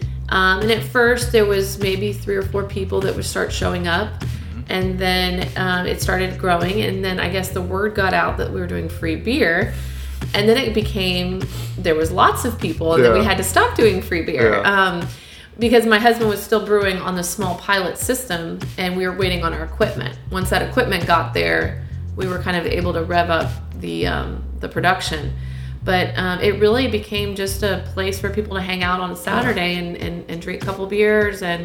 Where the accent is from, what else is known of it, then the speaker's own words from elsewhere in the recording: Cypress, Texas, United States; I grew up in Cypress, Texas, so just a little north of Houston